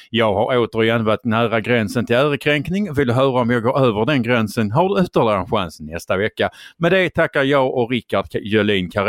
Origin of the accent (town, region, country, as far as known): Skåne, Sweden